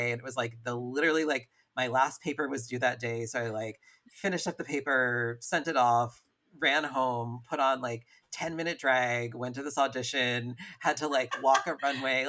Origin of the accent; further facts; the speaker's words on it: upstate New York, United States; also born or lived in San Francisco; now in Los Angeles, United States; I grew up in upstate New York, and then I moved to San Francisco, and then I moved back, and then I moved to LA.